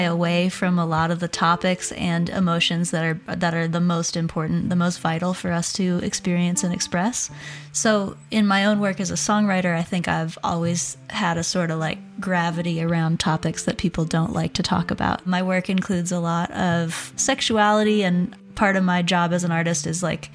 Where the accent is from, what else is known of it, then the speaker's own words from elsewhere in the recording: Shenandoah Valley, Virginia, United States; now in New Orleans, United States; I grew up in the Shenandoah Valley of Virginia, and then I kind of bounced all around the country, and I ended up in New Orleans